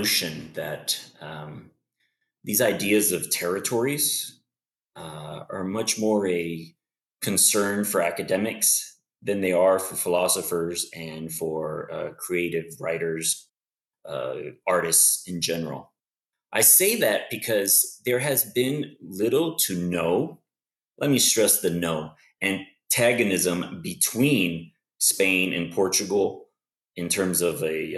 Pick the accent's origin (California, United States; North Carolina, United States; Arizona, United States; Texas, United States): Texas, United States; now in Tennessee, United States; I grew up in Texas, so I don't have that, you know, that drawl